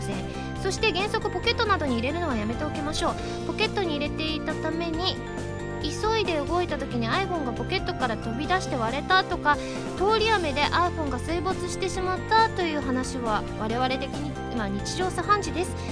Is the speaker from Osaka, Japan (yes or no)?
yes; Osaka, Japan; moved away; 次大阪に帰った時は